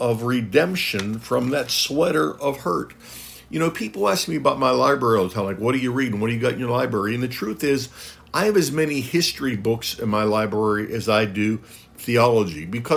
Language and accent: English; United States; I'm speaking as an American